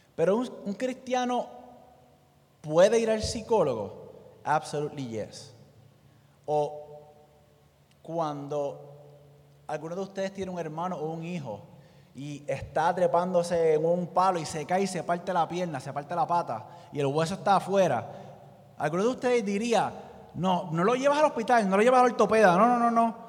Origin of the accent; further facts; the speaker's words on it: Puerto Rico; nosotros como puertorriqueños